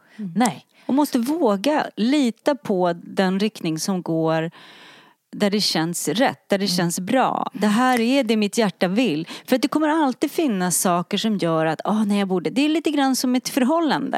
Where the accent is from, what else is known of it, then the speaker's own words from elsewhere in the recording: Sweden; vi i Sverige är lite präktigare